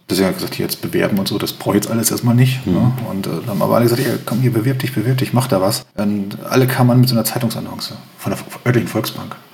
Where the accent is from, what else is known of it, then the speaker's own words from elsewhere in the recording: Bad Bentheim, Lower Saxony, Germany; bin gebürtiger Westniedersachse, ich komme aus der Grafschaft Bentheim. Ähm, das ist genau da an der deutsch-niederländischen Grenze und da dann auch der letzte Ort, Bad Bentheim-Gildehaus, da komme ich her.